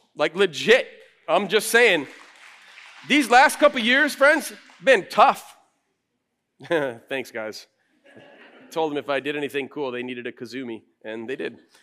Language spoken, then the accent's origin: English; Flint, Michigan, United States; moved away as an adult; also born or lived in Chicago; now in Grand Rapids, United States; I grew up in Flint